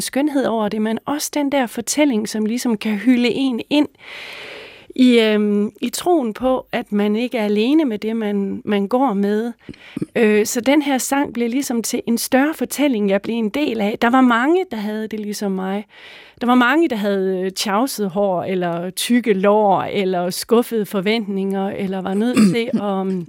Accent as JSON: {"language": "Danish", "area": "Mors", "region": "North Denmark Region", "country": "Denmark", "tie": "born or raised there", "said": "Jeg voksede op på Mors"}